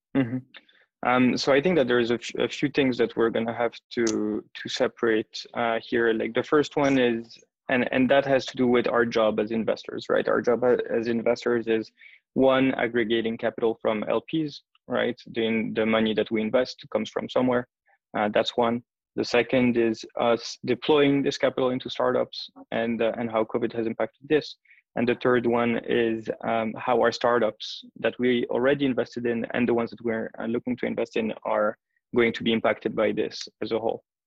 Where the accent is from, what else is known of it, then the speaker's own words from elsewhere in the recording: Geneva, Switzerland; moved away as an adult; also born or lived in United States / Athens, Greece; now in Tel Aviv, Israel; I'm Swiss. Originally, I was born and raised in Geneva.